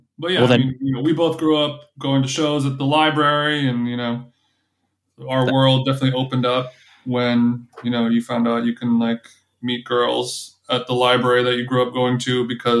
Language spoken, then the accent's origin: English; Huntington Beach, California, United States; Yeah, I'm from Huntington Beach. Yeah.